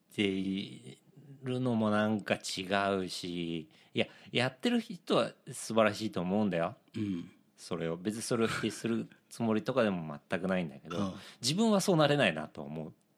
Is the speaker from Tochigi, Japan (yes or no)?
no; Yokohama, Kanagawa, Japan; 地元横浜で